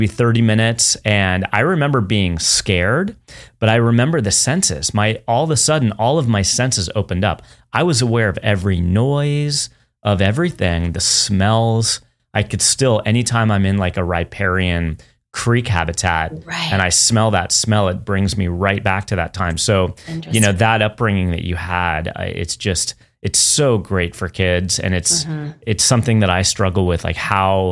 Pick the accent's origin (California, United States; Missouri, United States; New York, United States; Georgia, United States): California, United States; San Francisco; now in Southern California, United States; I grew up in the San Francisco area